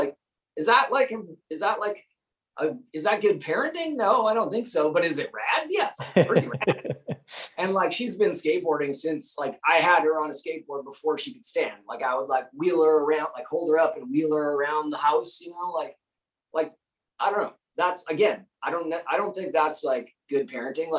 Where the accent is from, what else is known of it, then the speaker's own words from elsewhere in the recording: Calgary, Alberta, Canada; moved away; also born or lived in New York; growing up in Calgary, there would be 1 or 2 shows a week